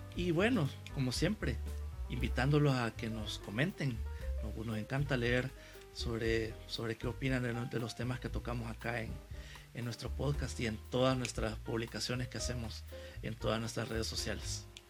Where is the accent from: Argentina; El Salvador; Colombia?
El Salvador; San Salvador; como salvadoreños, como capitalinos, para quienes vivimos acá en, San Salvador